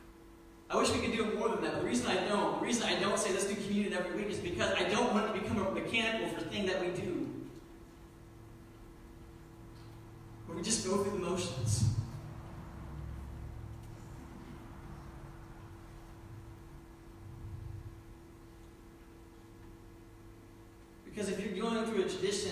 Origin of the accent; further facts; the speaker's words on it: Indianapolis district, United States; moved away; I grew up on the Indianapolis district